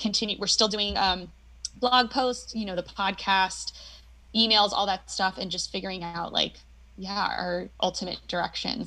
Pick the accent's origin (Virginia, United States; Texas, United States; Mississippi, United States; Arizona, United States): Arizona, United States; Tucson; moved away as an adult; also born or lived in Pennsylvania / Los Angeles, California; I was born in Pennsylvania and then primarily was raised in Tucson, Arizona.